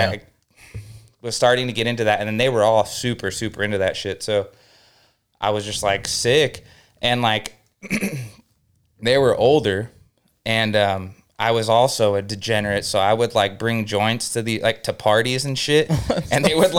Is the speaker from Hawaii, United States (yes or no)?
no; Norco, California, United States; It was like this brand new high school in my little town I grew up in Norco. There's like 30,000 people.